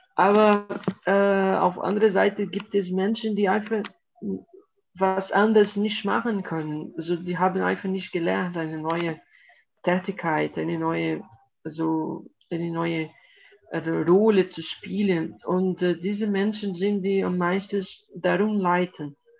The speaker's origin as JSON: {"language": "German", "country": "Brazil", "second_language": "German", "said": "Bolsonaro, unser Präsident"}